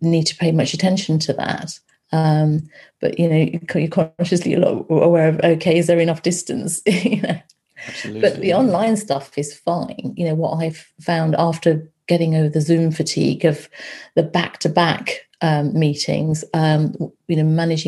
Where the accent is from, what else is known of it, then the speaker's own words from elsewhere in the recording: Loughborough, East Midlands, United Kingdom; moved away; I grew up in Loughborough. My parents and my brother are there